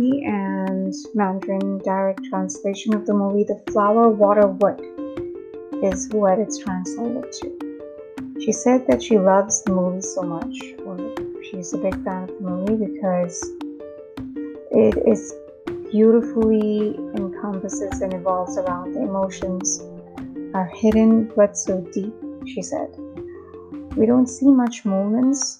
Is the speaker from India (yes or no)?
yes; Mumbai, Maharashtra, India; born or raised there; first language Hindi; English is a second language